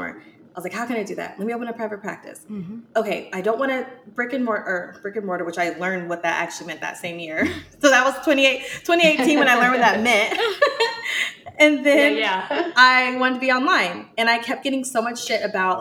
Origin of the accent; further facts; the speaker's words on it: Seattle, Washington, United States; now in Atlanta, United States; I'm from Seattle